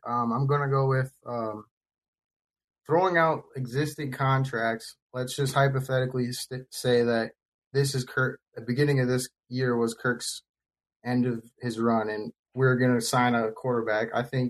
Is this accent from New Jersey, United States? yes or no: no; White Bear Lake, Minnesota, United States; I'm from White Bear Lake, Minnesota.